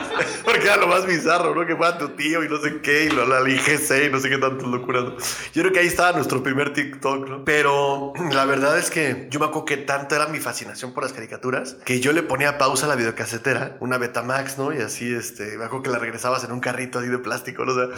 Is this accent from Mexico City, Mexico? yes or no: yes; Mexico City, Mexico; nací en la Ciudad de México